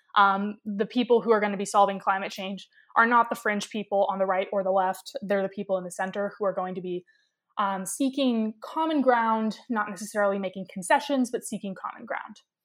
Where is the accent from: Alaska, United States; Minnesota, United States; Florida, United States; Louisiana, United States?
Alaska, United States; Ketchikan; moved away as an adult; I was born and raised in Ketchikan, Alaska